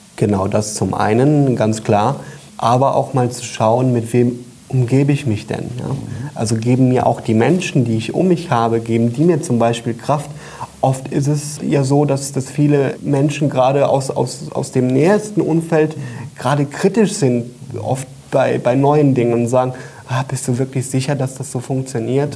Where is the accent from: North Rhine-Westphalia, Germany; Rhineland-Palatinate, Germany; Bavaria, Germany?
Rhineland-Palatinate, Germany; Koblenz; Büroräume in Koblenz, wo wir sitzen, wo ich herkomme